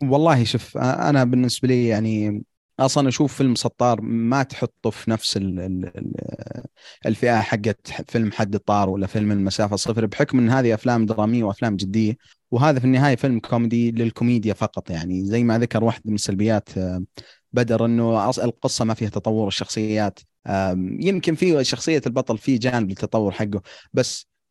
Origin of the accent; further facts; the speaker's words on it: Saudi Arabia; احنا سعوديين